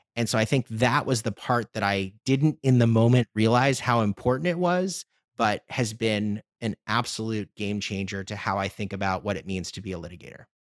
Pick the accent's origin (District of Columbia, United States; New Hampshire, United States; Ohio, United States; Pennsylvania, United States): District of Columbia, United States; Washington; also born or lived in Chicago; D C, my, my hometown